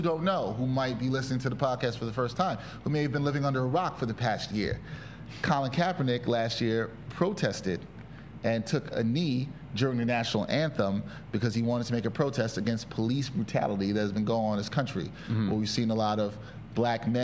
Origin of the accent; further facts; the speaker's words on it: New York City, New York, United States; I'm a Brooklyn born and based sports video journalist hailing from East Flatbush, Brooklyn